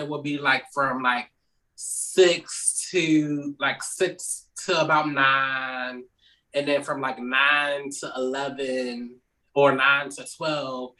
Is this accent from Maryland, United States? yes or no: yes; Maryland, United States; also born or lived in Baltimore, Maryland; I'm originally from Maryland. We moved to Baltimore like in 96